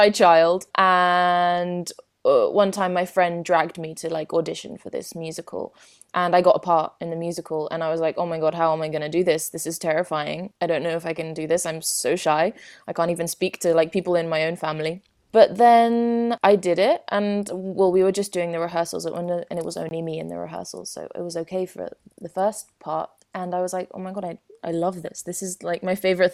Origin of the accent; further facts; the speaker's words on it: London, United Kingdom; I come from London. I've lived there my whole life.